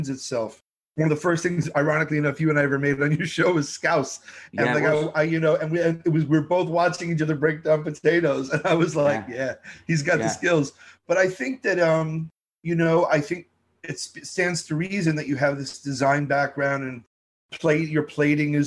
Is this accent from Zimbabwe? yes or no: no; New York City, New York, United States; growing up in Brooklyn, you had every first-generation immigrant family right there.